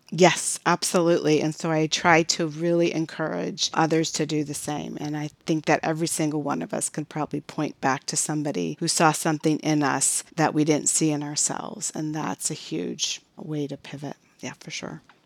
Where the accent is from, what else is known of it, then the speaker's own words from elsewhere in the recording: Chicago, Illinois, United States; now in Phoenix area, United States; I was born and raised in Chicago